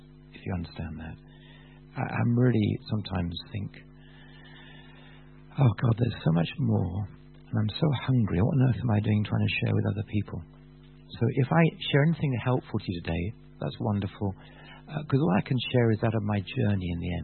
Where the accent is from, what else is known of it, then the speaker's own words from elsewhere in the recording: Bath, South West England, United Kingdom; I come from Bath.